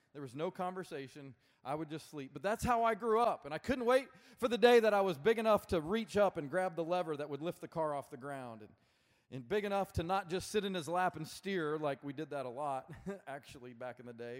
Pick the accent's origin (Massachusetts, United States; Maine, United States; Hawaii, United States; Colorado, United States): Colorado, United States; Colorado Springs; moved away as an adult; now in Birmingham, United States; I'm actually originally from Colorado, uh, grew up in Colorado Springs, Colorado, and then moved to Birmingham